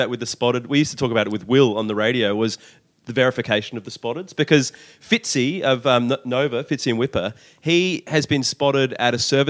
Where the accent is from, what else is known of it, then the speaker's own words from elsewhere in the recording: Adelaide, South Australia, Australia; now in Sydney, Australia; Adelaide, my hometown